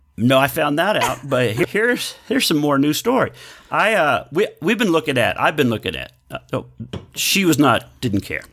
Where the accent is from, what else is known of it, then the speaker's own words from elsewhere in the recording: Texas, United States; growing up in Texas, eating Whataburger, loving Whataburger